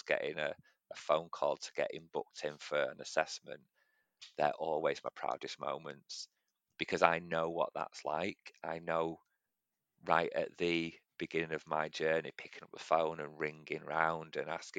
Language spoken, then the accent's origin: English; Manchester, North West England, United Kingdom; I grew up in actually the part of Manchester where Shameless was filmed, in Gorton, so in East Manchester